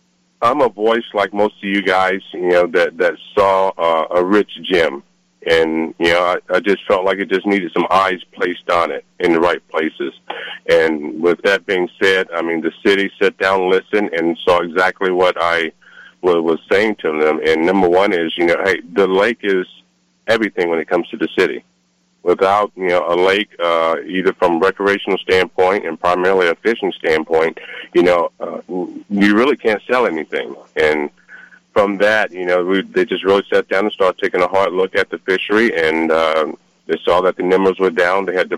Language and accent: English; Virginia, United States; moved away as an adult; now in California, United States; Yeah, so I came from Virginia, moved here about 19 years ago, came to California just like a lot of other guys looking for the California fishing dream.